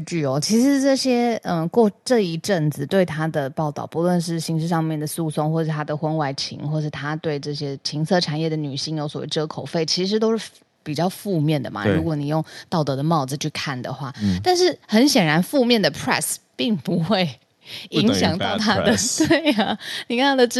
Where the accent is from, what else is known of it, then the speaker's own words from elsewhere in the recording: Taiwan; 然后讲完就说我系来自台湾台湾，然后不太会讲，然后硬要让他知道我是台湾人